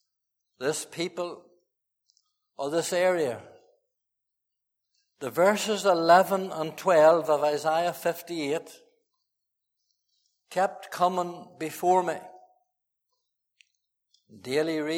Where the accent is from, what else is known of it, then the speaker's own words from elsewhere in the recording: Fermanagh, Northern Ireland, United Kingdom; moved away; I went to Fermanagh, my hometown, my home county